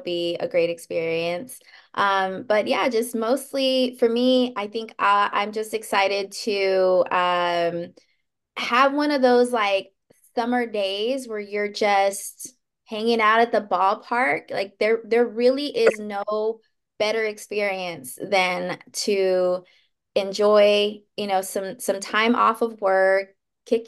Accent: Los Angeles, California, United States; moved away as an adult; now in Dallas, United States; I am an LA girl, but given that I grew up in Los Angeles

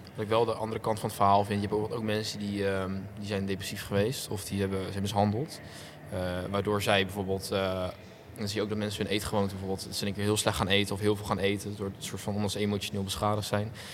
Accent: Rotterdam area, South Holland, Netherlands; ik kom, nou, niet, niet per se echt uit Rotterdam. Ik kom uit de randstad van Rotterdam

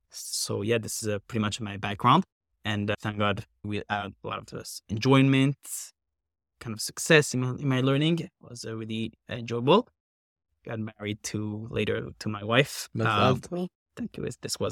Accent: Paris, Île-de-France, France; moved away as an adult; now in Valley Stream, United States; I actually come from Paris, France

